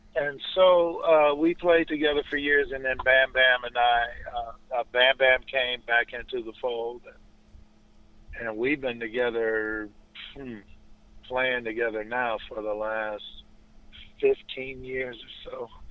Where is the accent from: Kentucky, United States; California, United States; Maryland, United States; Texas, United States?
California, United States; Los Angeles; moved away as an adult; now in Inland Empire, United States; I'm from Los Angeles, born and raised here